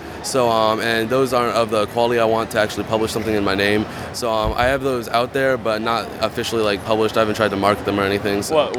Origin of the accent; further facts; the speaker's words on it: Houston, Texas, United States; I'm from Houston